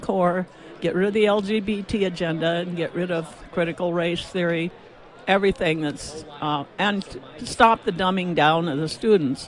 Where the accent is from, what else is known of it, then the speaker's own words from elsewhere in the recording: Nebraska, United States; now in South Dakota, United States; I'm an immigrant from Nebraska.